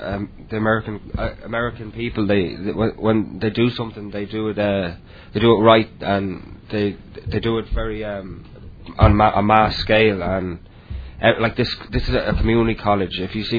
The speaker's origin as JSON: {"language": "English", "area": "County Dublin", "region": "Leinster", "country": "Ireland", "first_language": "English", "moved": "as an adult", "lives_now": "United States", "said": "I'm from Ireland, County Dublin in Ireland"}